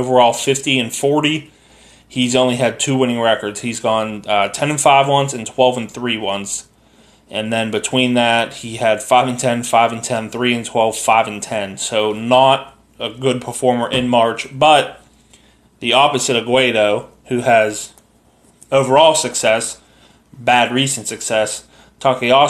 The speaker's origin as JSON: {"language": "English", "country": "United States", "said": "I'm an American"}